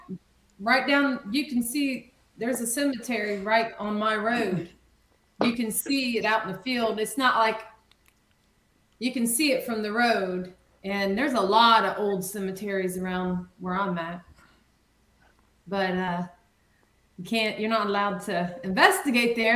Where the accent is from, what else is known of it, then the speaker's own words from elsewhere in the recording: Marion, United States; my hometown, Marion